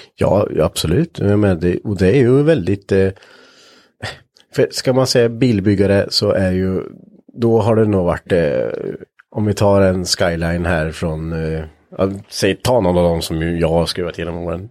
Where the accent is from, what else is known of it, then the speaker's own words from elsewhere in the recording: Östergötland, Sweden; accent: Östergötland dialect; jag tycker ju inte att jag har jättebred östgötska